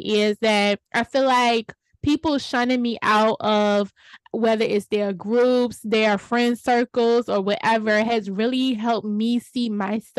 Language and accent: English; Richmond, Virginia, United States